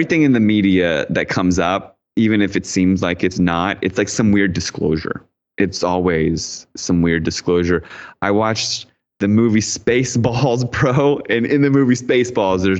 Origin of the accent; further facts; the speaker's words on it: D.C., Virginia, United States; I grew up outside in Virginia, right outside Washington, D.C.